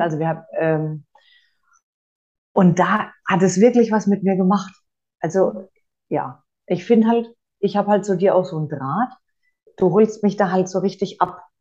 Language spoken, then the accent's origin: German; Franconia, Bavaria, Germany; ich komme aus Franken